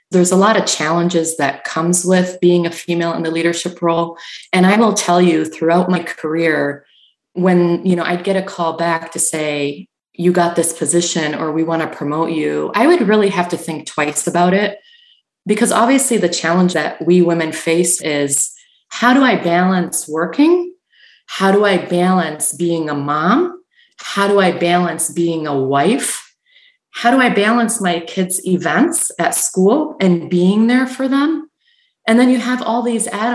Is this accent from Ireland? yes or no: no; Canada; moved away as an adult; now in Michigan, United States; I grew up in Canada